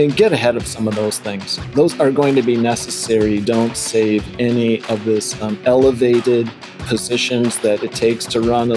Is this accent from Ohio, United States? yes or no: no; Wisconsin, United States; also born or lived in Phoenix, Arizona / Milwaukee, Wisconsin; I was raised in the Midwest